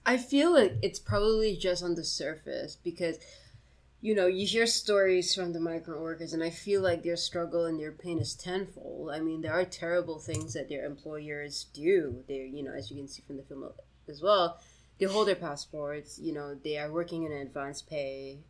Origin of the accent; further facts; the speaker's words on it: Singapore; As a Singaporean